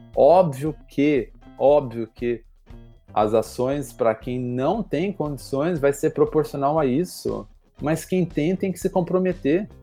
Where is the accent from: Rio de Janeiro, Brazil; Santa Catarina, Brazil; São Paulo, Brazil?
São Paulo, Brazil; also born or lived in Rio Grande do Sul; now in Porto Alegre, Brazil; eu sou de São Paulo